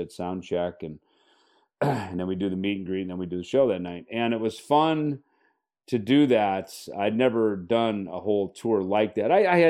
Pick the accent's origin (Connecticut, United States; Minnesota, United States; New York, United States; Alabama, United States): Minnesota, United States; I'd played it in bands growing up in Minnesota as a teenager.